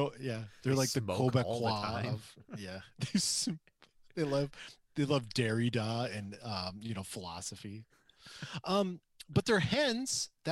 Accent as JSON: {"language": "English", "town": "Traverse City", "region": "Michigan", "country": "United States", "said": "I'm from Traverse City, and I don't know anything about fruit trees."}